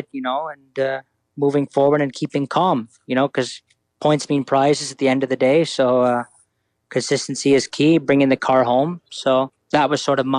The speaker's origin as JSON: {"language": "English", "country": "Italy", "tie": "born or raised there", "said": "growing up in Italy."}